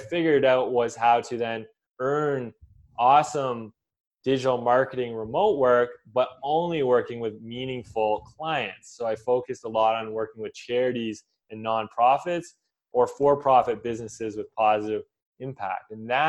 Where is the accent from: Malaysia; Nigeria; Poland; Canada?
Canada; But I came from Canada and a very scientific background.